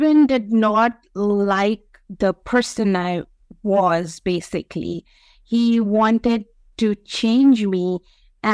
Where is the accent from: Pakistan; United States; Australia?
Pakistan; being a Pakistani woman